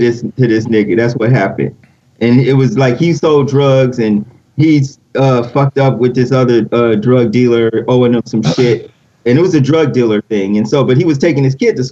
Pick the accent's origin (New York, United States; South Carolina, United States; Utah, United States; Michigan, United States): Michigan, United States; Detroit; being from D, I understand that when I was a kid, we had nice lunches